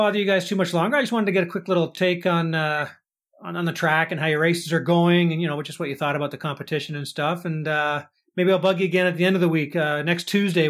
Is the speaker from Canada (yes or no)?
yes; Canada; we're Canadian